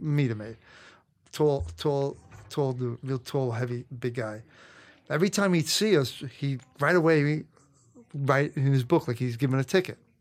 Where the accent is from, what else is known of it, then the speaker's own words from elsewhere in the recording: New York City, New York, United States; I grew up in Brooklyn, Canarsie, which was, had a lot of Italian mob guys.